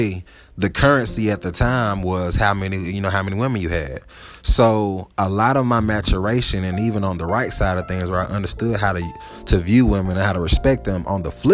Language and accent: English; Atlanta, Georgia, United States; moved away as an adult; also born or lived in Huntsville; growing up in Atlanta